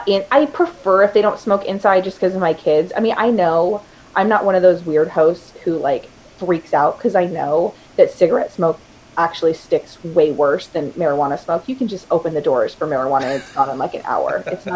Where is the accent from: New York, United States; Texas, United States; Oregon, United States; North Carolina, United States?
Texas, United States; Houston; this week it's my sister's family's from Montana, we're from Houston, and we're meeting here in Portland to hang out.